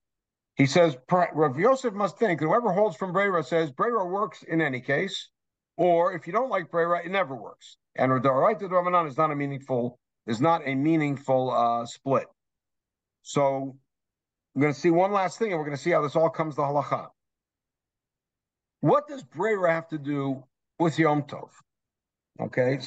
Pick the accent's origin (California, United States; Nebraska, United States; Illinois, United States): California, United States; Los Angeles; I grew up in North Hollywood